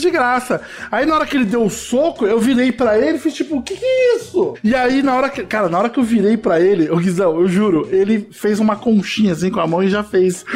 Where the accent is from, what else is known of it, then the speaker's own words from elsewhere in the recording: Osasco, São Paulo, Brazil; do querido bairro Novo Osasco, que foi onde eu cresci